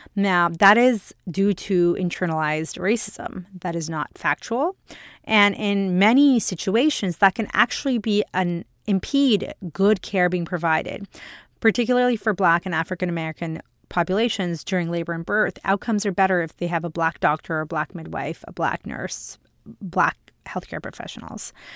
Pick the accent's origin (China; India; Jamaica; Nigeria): India; now in Canada; I'm an Indian woman, I'm an immigrant